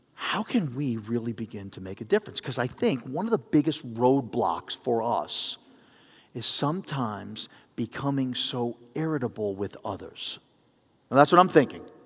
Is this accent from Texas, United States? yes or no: no; New York City, New York, United States; growing up in the Bronx